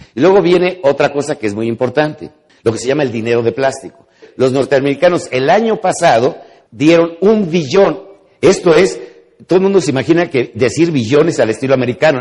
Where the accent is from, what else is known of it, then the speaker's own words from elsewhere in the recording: Mexico; los mexicanos con una sola palabra entendemos